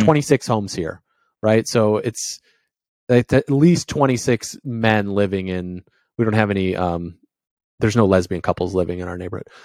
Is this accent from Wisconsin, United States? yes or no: no; Indiana, United States; moved away; also born or lived in New England; I grew up in Indiana